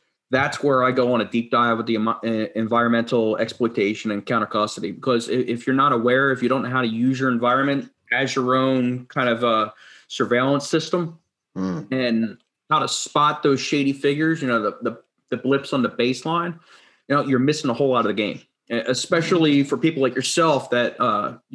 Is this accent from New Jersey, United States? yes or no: yes; New Jersey, United States; I grew up in South Jersey